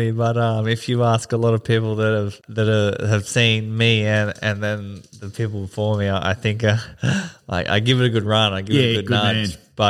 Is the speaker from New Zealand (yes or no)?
no; Camira, Queensland, Australia; I grew up in Kamira in Springfield and got in a bit of trouble with the boys when I was younger